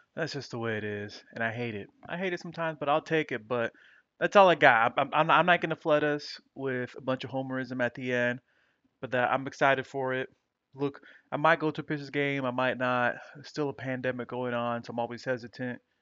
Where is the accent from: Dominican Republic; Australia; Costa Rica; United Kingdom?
Dominican Republic; my home country, Dominican Republic